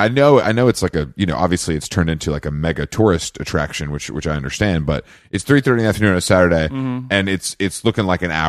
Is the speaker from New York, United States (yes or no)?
yes; New York City, New York, United States; I'm a New Yorker.